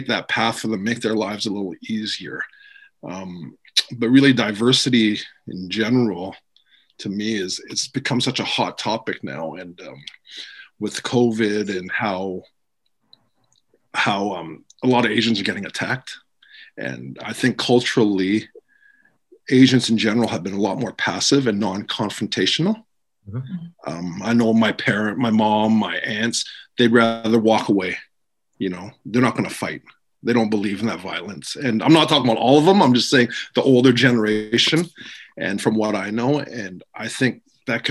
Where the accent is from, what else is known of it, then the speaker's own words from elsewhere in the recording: Vancouver, British Columbia, Canada; Growing up in Vancouver